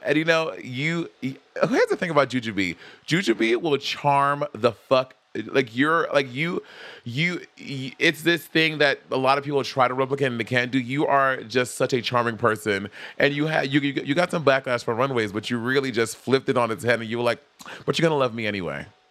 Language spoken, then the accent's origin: English; New York City, New York, United States; I'm from Brooklyn